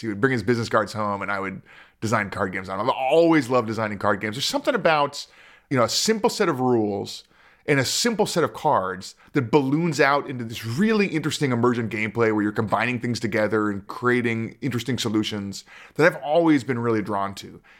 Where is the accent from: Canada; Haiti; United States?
United States; Culver City, California; I grew up in Culver City.